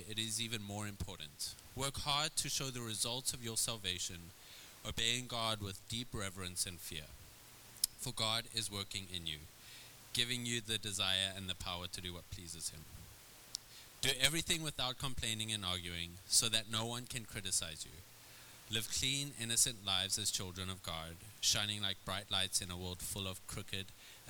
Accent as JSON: {"language": "English", "country": "South Africa", "tie": "born or raised there", "also_born_or_lived": "Red Bluff, California", "moved": "yes", "lives_now": "California, United States", "said": "I would move to a small cowboy town in California growing up in South Africa"}